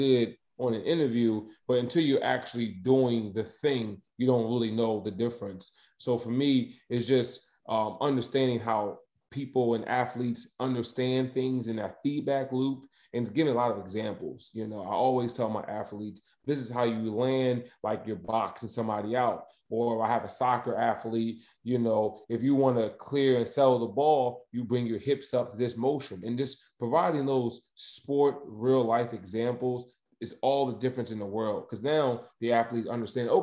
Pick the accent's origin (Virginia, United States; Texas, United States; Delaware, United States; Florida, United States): Delaware, United States; I'm actually from Delaware originally. I went to high school at Christiana